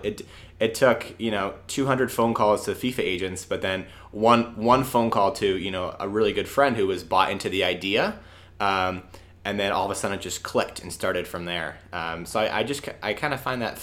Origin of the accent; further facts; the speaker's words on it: Massachusetts, United States; I'm from Massachusetts